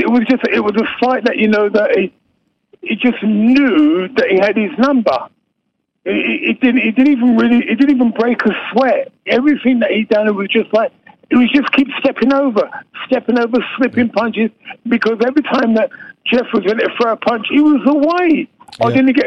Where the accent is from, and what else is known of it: England, United Kingdom; now in Australia